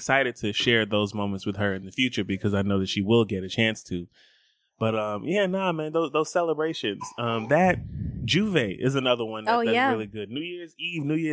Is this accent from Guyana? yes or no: yes; Guyana; I'm West Indian. I'm Guyanese.